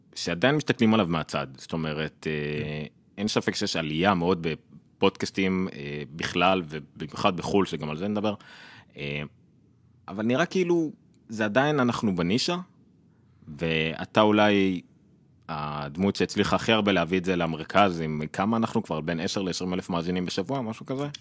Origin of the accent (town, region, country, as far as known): Israel